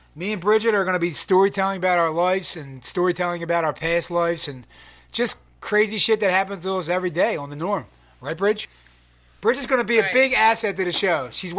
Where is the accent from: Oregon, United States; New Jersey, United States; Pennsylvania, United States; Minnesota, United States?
Pennsylvania, United States; Philadelphia; moved away as an adult; now in California, United States; We are both from Philadelphia, Pennsylvania.